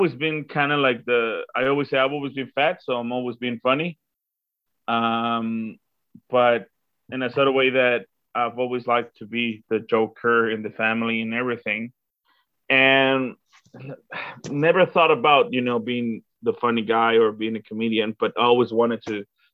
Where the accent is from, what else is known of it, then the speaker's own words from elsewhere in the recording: Guadalajara, Jalisco, Mexico; English is a second language; moved away as an adult; now in Auckland, New Zealand; used to teach at the University of Guadalajara. That's where I'm from.